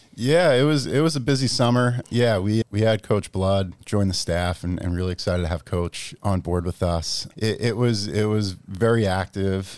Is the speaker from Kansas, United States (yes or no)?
no; Massapequa, New York, United States; moved away as an adult; also born or lived in Pennsylvania; now in Massachusetts, United States; I grew up in Massapequa